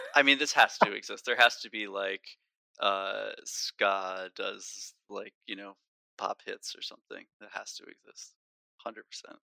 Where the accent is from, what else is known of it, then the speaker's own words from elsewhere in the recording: New Jersey, United States; I grew up in North Jersey